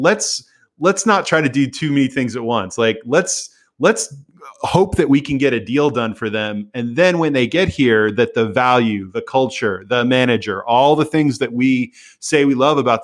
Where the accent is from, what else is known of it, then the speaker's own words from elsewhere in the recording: United States; growing up in American sport where there is much broader player power